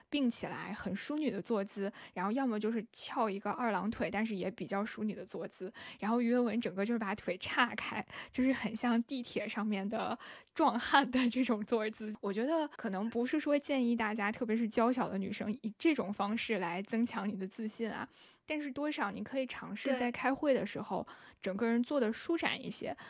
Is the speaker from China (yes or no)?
yes; northern China, China; 我是北方人